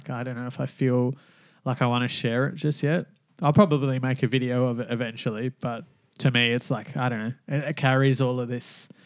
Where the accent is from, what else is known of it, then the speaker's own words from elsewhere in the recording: Glen Iris, Victoria, Australia; Uh, in like Glen Iris, so